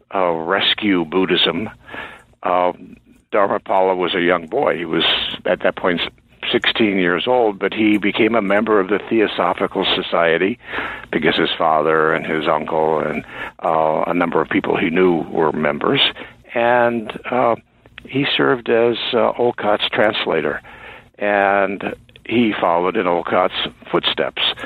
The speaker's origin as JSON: {"language": "English", "region": "Indiana", "country": "United States", "tie": "born or raised there", "also_born_or_lived": "New England / Chicago", "moved": "as an adult", "lives_now": "Maine, United States", "said": "I grew up in Indiana."}